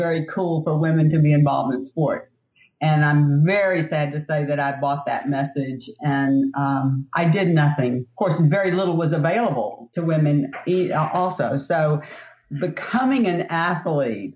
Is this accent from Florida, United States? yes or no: no; South Louisiana, United States; I grew up in South Louisiana